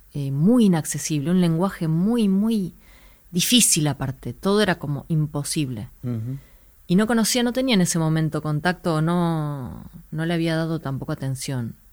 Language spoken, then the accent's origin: Spanish; Buenos Aires, Argentina; yo vivía, nací y crecí en Santa Fe y Ortiz, enfrente del cine